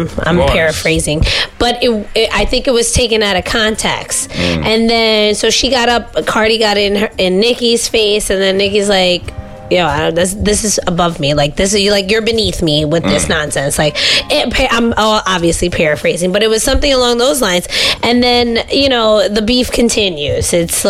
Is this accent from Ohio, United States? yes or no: no; New York, United States; And we're from New York.